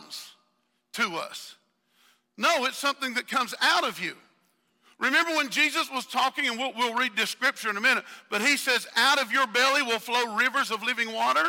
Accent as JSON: {"language": "English", "region": "the South", "country": "United States", "accent": "southern", "said": "my southern accent"}